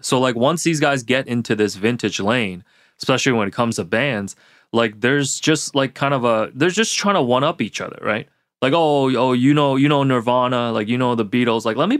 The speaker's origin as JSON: {"language": "English", "country": "Hong Kong", "said": "because I'm originally from Hong Kong, a Hong Kong national team hockey jersey with the emblem at the front"}